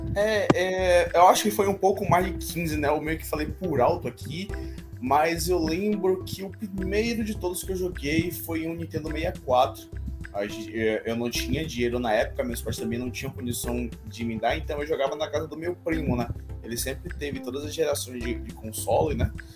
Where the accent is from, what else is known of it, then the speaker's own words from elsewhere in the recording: Salvador, Bahia, Brazil; Eu sou da Bahia, Salvador, Bahia, Brasil